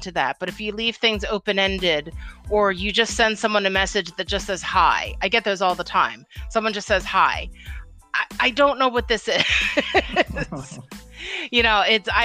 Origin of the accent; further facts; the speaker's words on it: Philadelphia, Pennsylvania, United States; I'm from Philadelphia